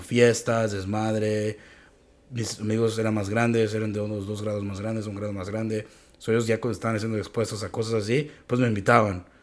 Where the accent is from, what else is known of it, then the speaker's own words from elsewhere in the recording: Mexico; moved away; yo siendo una persona mexicana